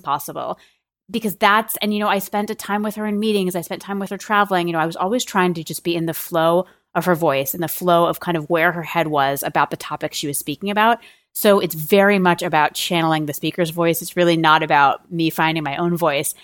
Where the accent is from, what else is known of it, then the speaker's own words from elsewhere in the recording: a suburb of Boston, Massachusetts, United States; I grew up in a, in a suburb of Boston